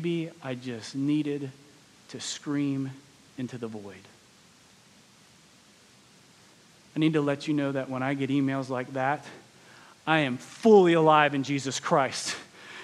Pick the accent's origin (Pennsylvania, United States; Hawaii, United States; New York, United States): Pennsylvania, United States; moved away; also born or lived in West Palm Beach, Florida; I grew up north in Pennsylvania, so I didn't grow up with some of the racial tensions that the South inherently has.